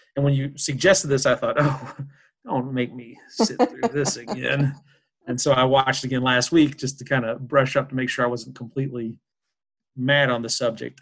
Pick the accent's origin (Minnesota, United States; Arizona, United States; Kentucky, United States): Kentucky, United States; Louisville; I'm from Louisville, Kentucky.